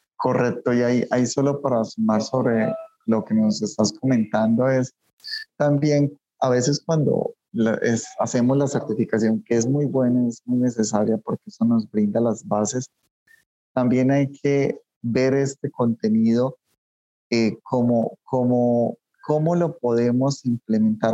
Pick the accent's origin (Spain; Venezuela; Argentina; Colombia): Colombia; moved away as an adult; also born or lived in Antioquia, Colombia; now in Mexico City, Mexico; soy colombiano también, eh, soy colombiano